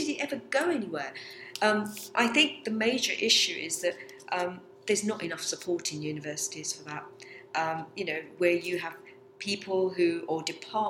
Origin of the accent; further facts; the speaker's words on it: England, United Kingdom; also born or lived in Abruzzo, Italy; we come from a lovely picturesque little village in the Abruzzo region in Italy. And my father came over here in 62, like all immigrants, to a better life for his family and children. And basically we grew up here.